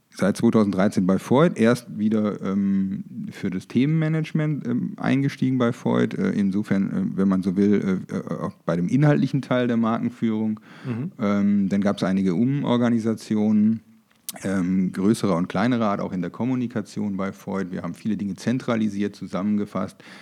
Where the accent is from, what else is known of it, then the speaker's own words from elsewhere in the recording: Germany; moved away as an adult; also born or lived in Münster / Frankfurt / Düsseldorf; now in Munich, Germany; Ich bin tatsächlich auf dem Land groß geworden. Äh, übrigens in der Nähe der, niederländischen Grenze, so circa 500 Meter